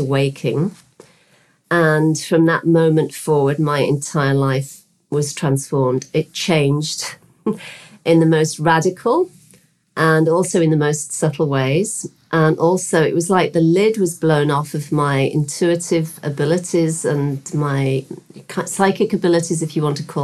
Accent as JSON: {"language": "English", "region": "West Midlands", "country": "United Kingdom", "tie": "born or raised there", "moved": "as an adult", "lives_now": "Bahamas", "said": "Originally from the UK, I was born in the West Midlands, in the kind of the centre of the UK, in a working class town."}